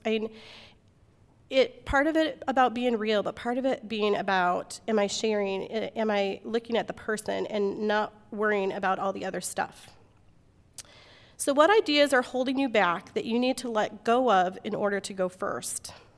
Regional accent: Midwest, United States; moved away as an adult; also born or lived in Alaska; I grew up in the Midwest where, like, people bring you food for everything

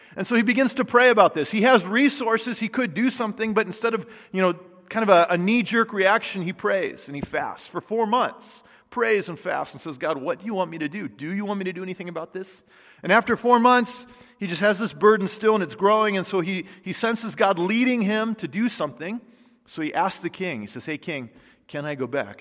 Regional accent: United States; American Christians

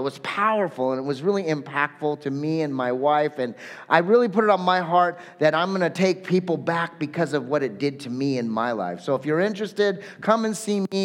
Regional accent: Southern California, United States; I'm actually from Southern California

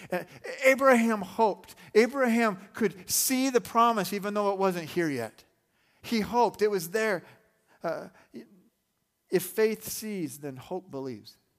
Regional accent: Arizona, United States; I grew up in Arizona

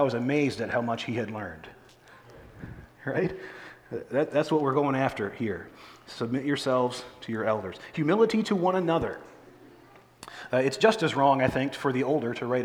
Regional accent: United States; I'm glad to be an American, that I have no apologies for being an American.

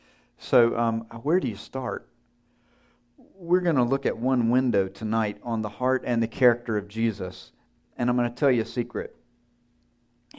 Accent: Georgia, United States; I grew up in North Georgia, small town.

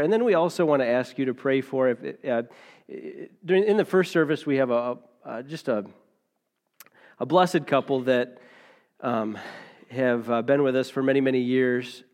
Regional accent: United States; We're taught as, as American Christians

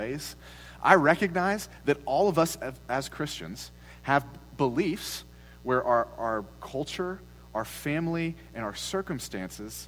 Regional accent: United States; as Americans

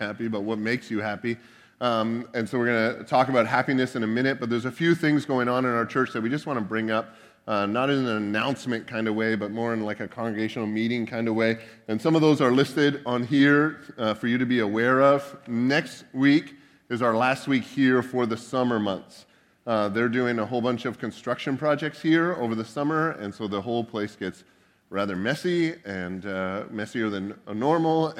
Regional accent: Canada; now in United States

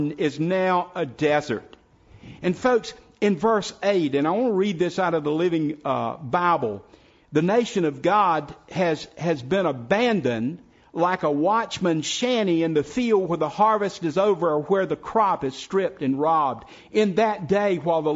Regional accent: South Carolina, United States; now in Person County, North Carolina, United States; When I was growing up in South Carolina, a little old house that was about to fall down was called a shanty.

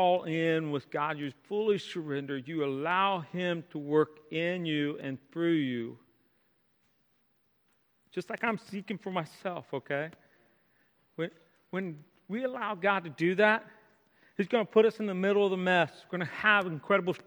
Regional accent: Mechanicsville, Virginia, United States; my hometown, Mechanicsville

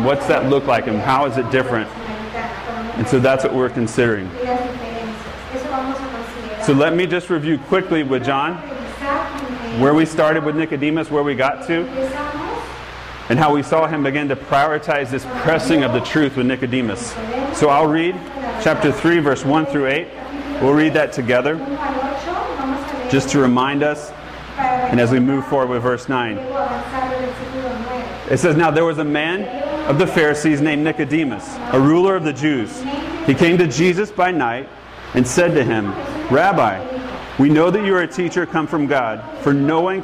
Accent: Georgia, United States; moved away as an adult; now in California, United States; I'm from Georgia

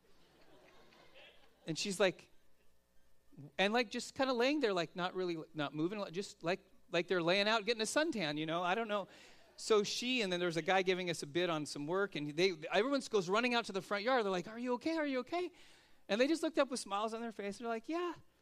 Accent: United States

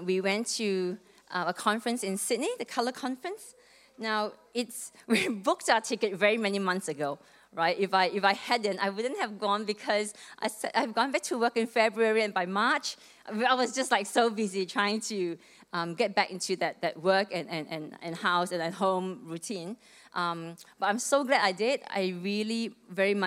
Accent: Malaysia; moved away as an adult; now in Melbourne, Australia; I came to Melbourne from Malaysia when I was 18. Back in 1995, I came here to study.

